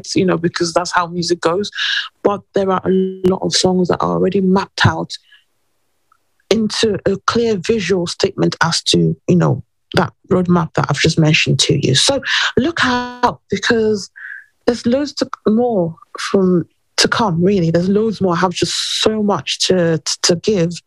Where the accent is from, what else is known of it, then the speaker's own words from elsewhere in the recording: England, United Kingdom; also born or lived in New York; I was born in England and all my family are in England.